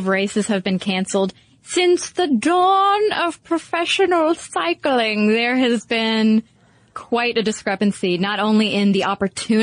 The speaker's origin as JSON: {"language": "English", "country": "United States", "said": "we're very American"}